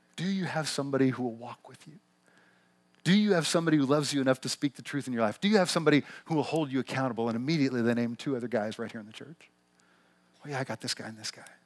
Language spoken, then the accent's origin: English; Missouri, United States; accent: twangy; moved away as an adult; now in Pacific Northwest, United States; we never lived anywhere but the little town we grew up in Missouri